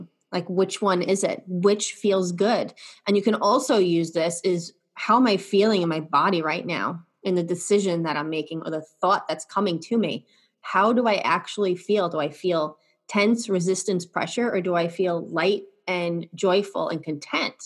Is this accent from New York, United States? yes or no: yes; New York, United States; I'm from New York